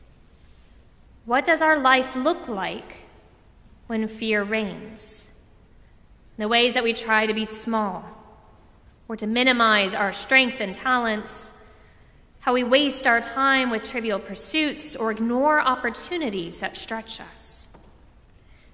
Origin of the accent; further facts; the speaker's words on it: Orlando, Florida, United States; Growing up in Orlando, I went to a lot of theme parks